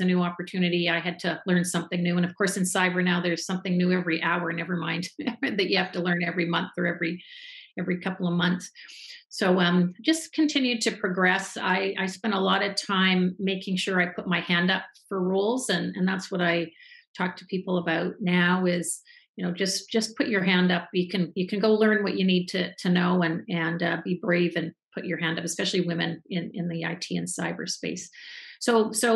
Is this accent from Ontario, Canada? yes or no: no; Calgary, Alberta, Canada; moved away as an adult; now in Toronto, Canada; I'm from Calgary, actually. I live in Toronto now. And when I graduated from university in Calgary